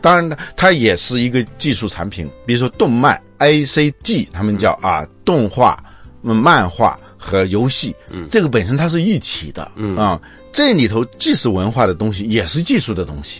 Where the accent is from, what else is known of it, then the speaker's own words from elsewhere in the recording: China; 我们中国人